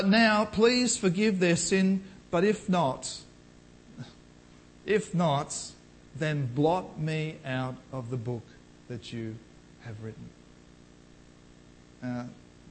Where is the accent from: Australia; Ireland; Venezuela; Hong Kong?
Australia; as an Australian, let alone a Christian Australian